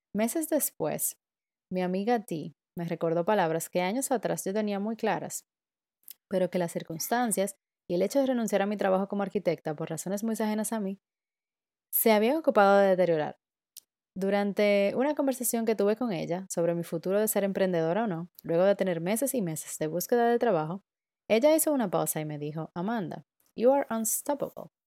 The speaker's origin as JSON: {"language": "Spanish", "country": "Dominican Republic", "moved": "as an adult", "lives_now": "Berlin, Germany", "said": "soy dominicana y vivo en Berlín desde principios del 2019"}